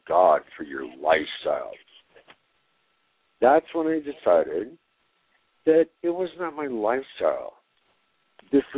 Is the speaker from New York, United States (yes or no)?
no; Greeley, Colorado, United States; also born or lived in Cañon City, Colorado; now in Denver, United States; I was born in Greeley